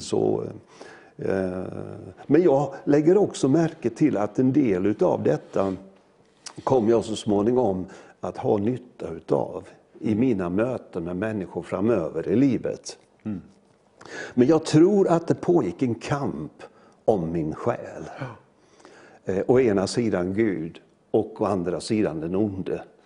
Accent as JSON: {"language": "Swedish", "town": "Möcklehult", "region": "Jönköping County", "country": "Sweden", "tie": "born or raised there", "said": "jag är ju född i en liten by nere i Småland som heter Möcklehult"}